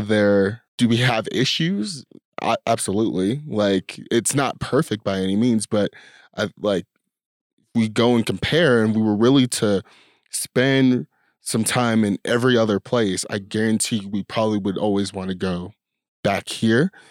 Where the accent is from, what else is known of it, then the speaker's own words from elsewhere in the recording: United States; I'm born in America, in the time that I was, in the place that I was